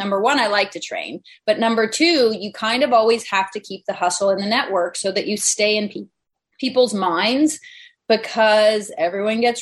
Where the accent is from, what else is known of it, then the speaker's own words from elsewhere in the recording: Vermont, United States; moved away; I was raised in Vermont.